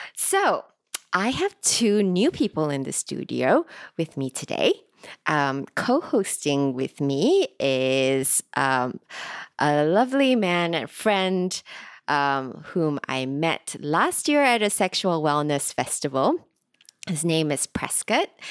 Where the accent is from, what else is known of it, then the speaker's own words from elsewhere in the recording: Singapore; I'm recording today from Singapore, which is also where I'm from